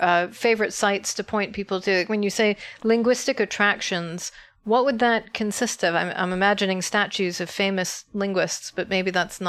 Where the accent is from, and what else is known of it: United States